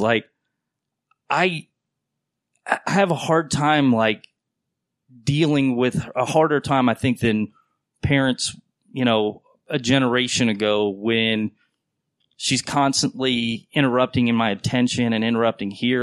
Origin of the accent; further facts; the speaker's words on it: North Carolina, United States; moved away; I grew up in North Carolina